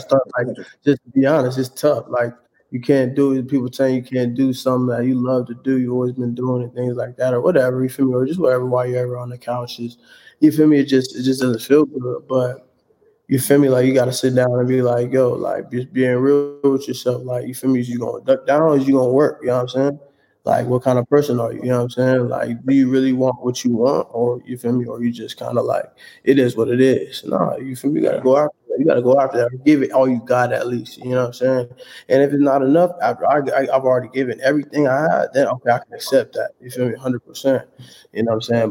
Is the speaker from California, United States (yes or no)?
yes; San Diego, California, United States; also born or lived in Oakland / Fairfield; I was born in Oakland, but then my childhood I lived over in SoCal, you know, over in uh, San Diego